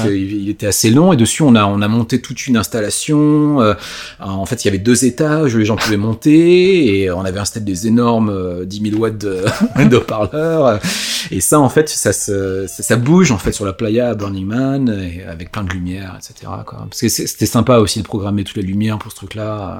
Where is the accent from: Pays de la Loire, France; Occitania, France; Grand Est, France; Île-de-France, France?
Île-de-France, France; Yvelines; moved away as an adult; now in United States; j'ai vécu dans les Yvelines en fait, mhm. c'est là où j'ai grandi